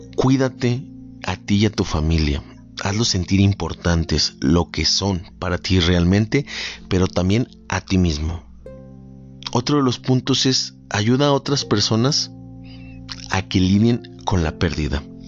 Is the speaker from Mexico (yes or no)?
yes; Mexico; amo cómo en mi país se celebra este tipo de tradiciones